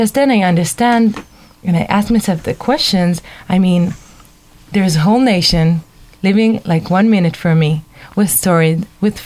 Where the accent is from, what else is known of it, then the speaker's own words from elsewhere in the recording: Israel; I'm from Israel